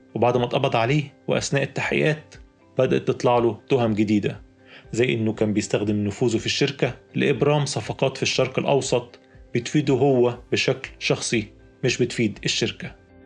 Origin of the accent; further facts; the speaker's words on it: Egypt; عندنا في مصر